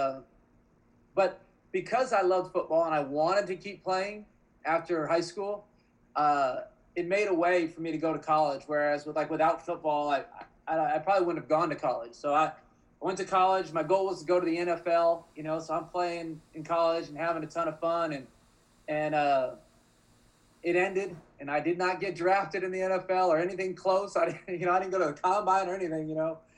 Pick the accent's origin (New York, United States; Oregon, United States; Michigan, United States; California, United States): Oregon, United States; I grew up in Oregon